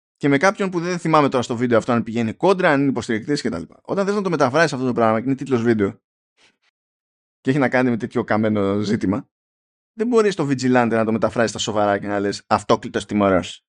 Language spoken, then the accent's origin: Greek; Greece; είμαι Έλληνας